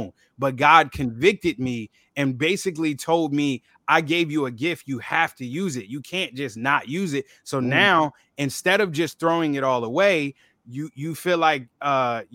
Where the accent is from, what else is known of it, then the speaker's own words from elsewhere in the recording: Philadelphia, Pennsylvania, United States; growing up in Philly